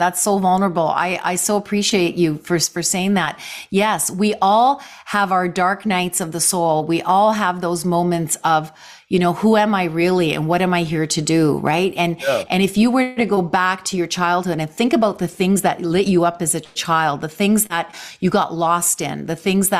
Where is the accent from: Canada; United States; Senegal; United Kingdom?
Canada; So we have that connection, Ken. We're both Canadian actors.